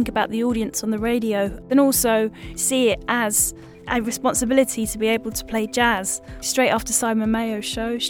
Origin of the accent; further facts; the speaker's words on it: Southend-on-Sea, East of England, United Kingdom; growing up in Southend, I used to listen to radio